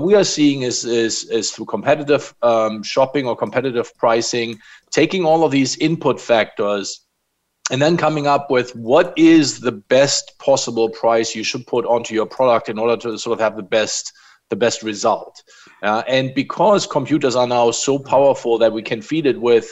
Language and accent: English; Germany; now in United States; I grew up in Germany